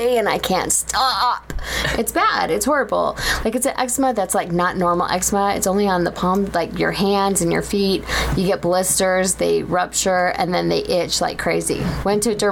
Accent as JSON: {"language": "English", "town": "Orange", "region": "California", "country": "United States", "tie": "born or raised there", "moved": "as an adult", "lives_now": "Utah, United States", "said": "I grew up in Orange County, in the city of Orange"}